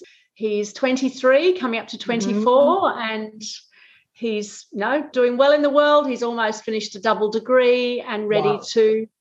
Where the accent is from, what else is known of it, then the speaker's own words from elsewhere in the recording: England, United Kingdom; accent: Australian; now in Australia; I moved to Australia to live in 1988. So, look, many Australians don't know I'm English, but when I go back to England, everybody thinks I have an Australian accent.